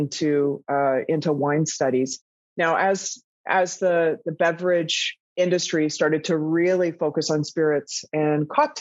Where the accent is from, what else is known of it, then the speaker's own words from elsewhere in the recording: Toronto, Ontario, Canada; moved away as an adult; also born or lived in Vancouver, Canada; now in Amsterdam, Netherlands; I was working in a fast food shop in Toronto, Ontario, in Canada, where I'm from